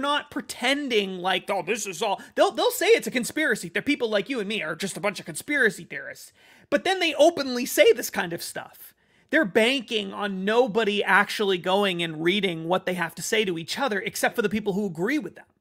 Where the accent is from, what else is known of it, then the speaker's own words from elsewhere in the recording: United States; I'm an American